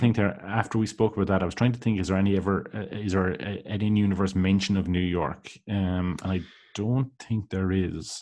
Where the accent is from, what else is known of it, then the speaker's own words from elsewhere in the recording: Ireland; growing up in Ireland